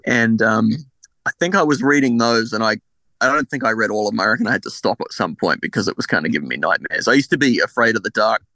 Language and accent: English; Adelaide, South Australia, Australia; I was born in Adelaide in 1987